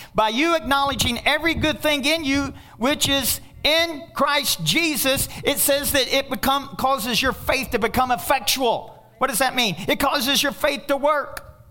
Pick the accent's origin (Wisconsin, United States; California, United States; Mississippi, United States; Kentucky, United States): Kentucky, United States; I'm from Kentucky